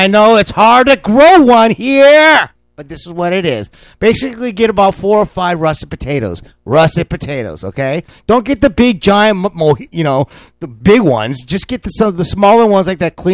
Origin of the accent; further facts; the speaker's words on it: California, United States; I'm from California.